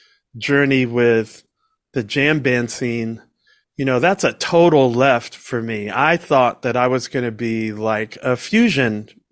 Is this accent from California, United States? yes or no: no; Washington, District of Columbia, United States; and I was living in Georgia, which was like a different country to me growing up in Washington, D.C.